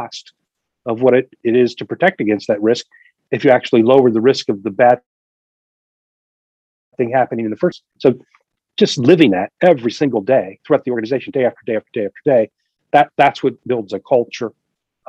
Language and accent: English; Delaware Valley, United States; I grew up in the Delaware Valley, and I was raised as a Quaker